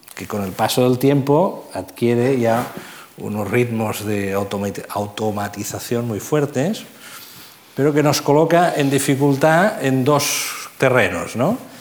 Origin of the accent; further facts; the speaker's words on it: Catalonia, Spain; accent: Catalan; first language Catalan; Spanish is a second language; por mi acento, ¿no? yo soy catalán, hijo de familia catalana